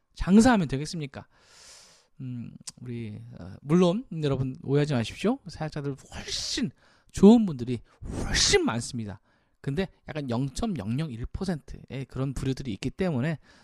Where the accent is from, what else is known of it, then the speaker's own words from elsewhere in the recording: South Korea; 우리 대한민국 사람으로서